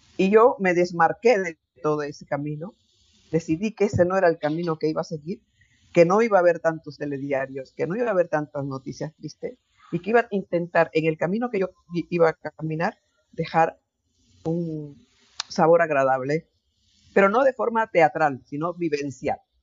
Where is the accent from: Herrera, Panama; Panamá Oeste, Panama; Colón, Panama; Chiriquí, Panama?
Chiriquí, Panama; now in Spain; en, Panamá, en mi tierra, en Chiriquí.